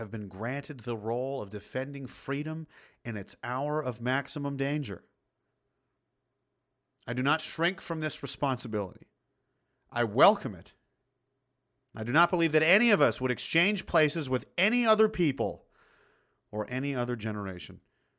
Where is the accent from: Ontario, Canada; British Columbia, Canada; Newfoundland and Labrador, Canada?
Newfoundland and Labrador, Canada; moved away; I'm a Newfoundlander in Alberta since 96. Oh, geez, boy, loving the flatlands, eh?